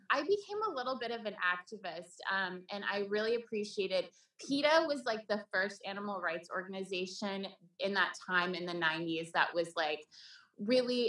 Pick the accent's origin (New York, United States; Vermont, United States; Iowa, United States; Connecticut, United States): Vermont, United States; also born or lived in Sweden; I grew up in Vermont